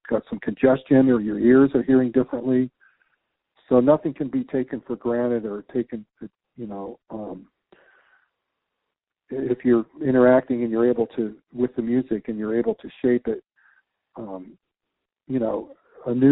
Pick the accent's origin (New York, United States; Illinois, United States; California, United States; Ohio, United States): California, United States; San Diego; now in Tucson, United States; growing up in San Diego and Southern Cal and going to the, you know, growing up in deserts and all